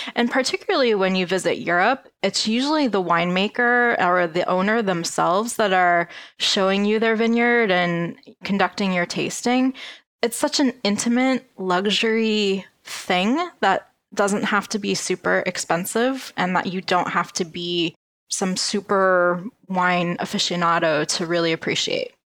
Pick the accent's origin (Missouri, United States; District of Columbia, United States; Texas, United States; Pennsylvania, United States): Pennsylvania, United States; I am from Pennsylvania